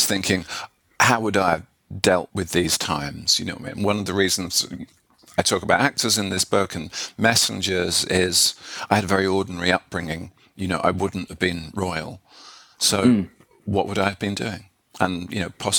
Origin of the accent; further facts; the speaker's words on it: Haywards Heath, South East England, United Kingdom; now in London, United Kingdom; I grew up in Havers Heath, which is about kind of 40 miles south of London.